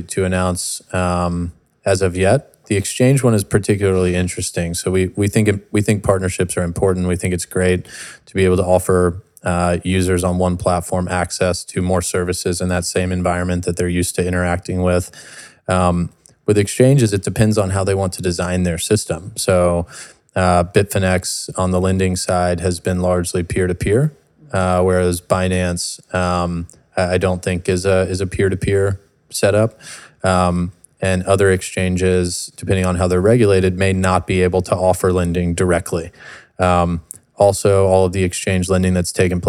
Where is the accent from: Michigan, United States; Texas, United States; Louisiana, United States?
Texas, United States; moved away; I grew up in Texas